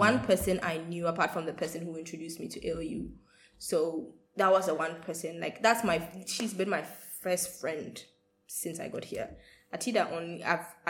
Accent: Accra, Greater Accra, Ghana; I'm from Ghana. Yes, Accra baby.

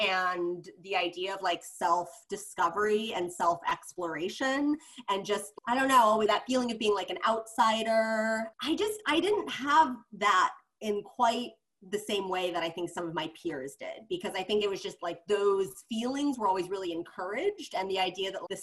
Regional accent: Cleveland, Ohio, United States; now in New York, United States; where I was growing up in Cleveland

